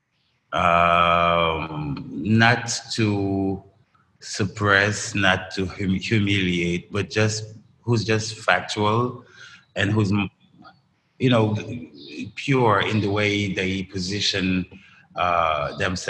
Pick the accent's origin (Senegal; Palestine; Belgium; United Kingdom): Senegal; Dakar; I grew up in Dakar, but like in the best of Dakar